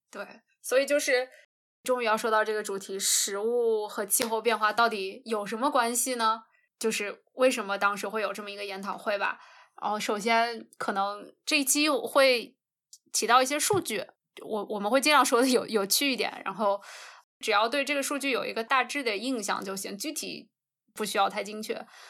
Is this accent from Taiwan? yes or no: no; North China, China; 我们家是华北的嘛